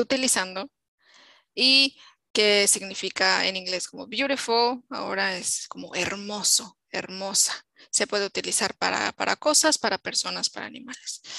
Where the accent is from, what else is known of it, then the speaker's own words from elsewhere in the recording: Mexico; como mujer mexicana, que he vivido en México muchos años